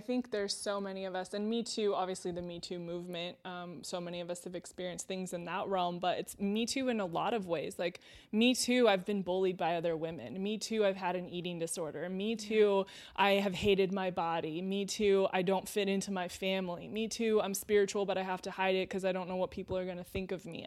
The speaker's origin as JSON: {"language": "English", "town": "Temecula", "region": "California", "country": "United States", "tie": "born or raised there", "said": "I grew up in Temecula in Southern California"}